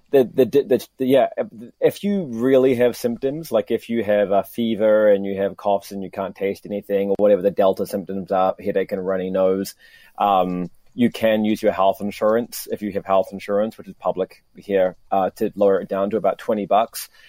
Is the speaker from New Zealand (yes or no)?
yes; New Zealand; now in Tokyo, Japan; I was doing a, a, a, report for Radio New Zealand uh, uh, back in my home country